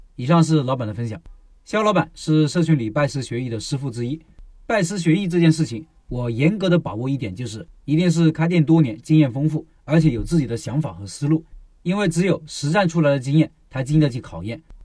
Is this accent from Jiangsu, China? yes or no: no; Hunan, China; 作为一个湖南人